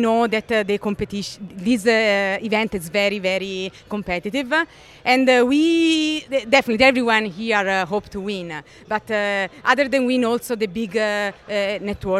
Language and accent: English; Rome, Lazio, Italy; moved away as an adult; now in California, United States; my home country, Italy, where 300 people died. And this was very close to my home city, Rome